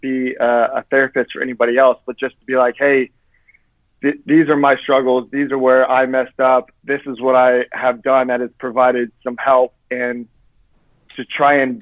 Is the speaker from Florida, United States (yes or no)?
yes; Florida, United States; I was born and raised in Florida